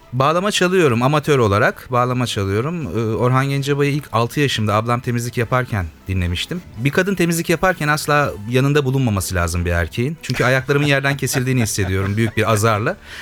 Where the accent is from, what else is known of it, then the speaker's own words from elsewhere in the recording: İzmit, Kocaeli, Turkey; İzmit'ten katılıyorum. İzmitliyim.